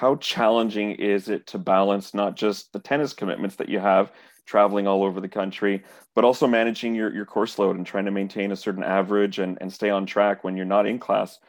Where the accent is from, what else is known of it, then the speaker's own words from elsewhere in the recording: Canada; also born or lived in Montreal, Quebec / Toronto, Ontario; I was growing up in Montreal and in Toronto as well